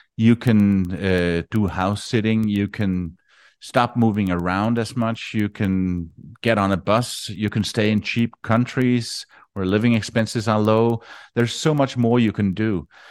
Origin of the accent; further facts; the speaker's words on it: Denmark; moved away as an adult; I am from Denmark